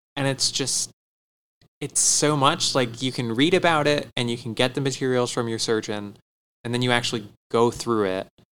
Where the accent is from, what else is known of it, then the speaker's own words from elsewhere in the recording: Tempe, Arizona, United States; I grew up in Tempe, not in like downtown Tempe